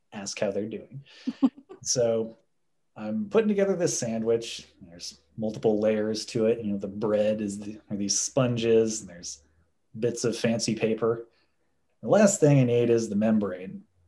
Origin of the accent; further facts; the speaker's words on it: Indianapolis, Indiana, United States; I'm from Indianapolis, it's in state, so the tuition was not bad.